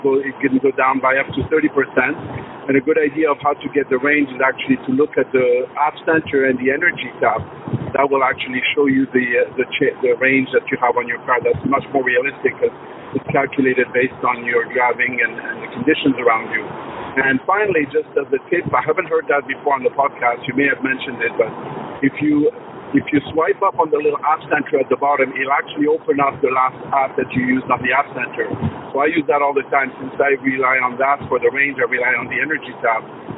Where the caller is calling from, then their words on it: Toronto, Ontario, Canada; I'm calling from Toronto.